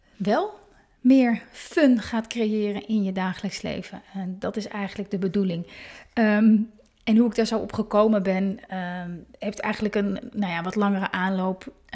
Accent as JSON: {"language": "Dutch", "town": "Hoorn", "region": "North Holland", "country": "Netherlands", "tie": "born or raised there", "moved": "yes", "said": "En ik kom uit Horend, ben ik geboren"}